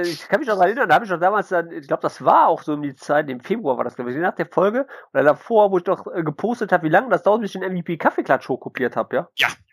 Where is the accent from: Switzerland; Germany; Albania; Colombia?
Germany; Mönchengladbach, North Rhine-Westphalia; ich bin ja Gladbacher, ne? Also komme ich aus München Gladbach, ne? Also bin ja kein Kölner